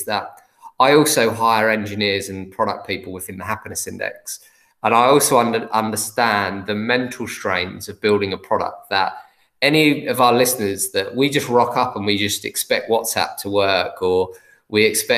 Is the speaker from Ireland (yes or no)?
no; England, United Kingdom; Because I'm English